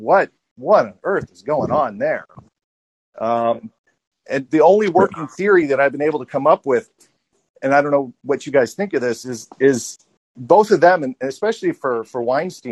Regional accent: St. Louis, Missouri, United States; now in California, United States; I grew up in St. Louis in the 80s

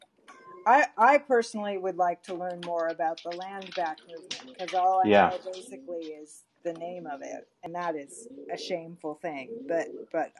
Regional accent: California, United States; I say guys in a non-gendered way, because I'm Californian

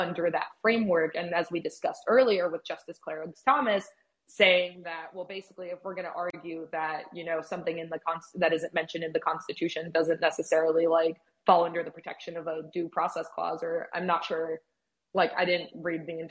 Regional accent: Mexico; also born or lived in United States; I am also from Mexico

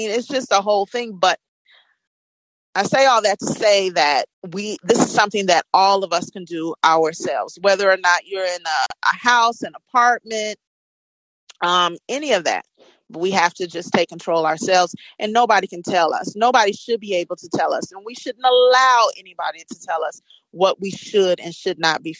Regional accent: Chicago, Illinois, United States; now in Gary, United States; But I live in Gary, Indiana, and I'm from Chicago. And my family moved to Gary.

